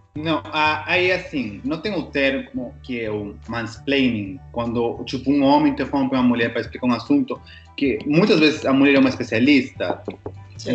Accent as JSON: {"language": "Portuguese", "country": "Peru", "moved": "yes", "said": "sou peruano"}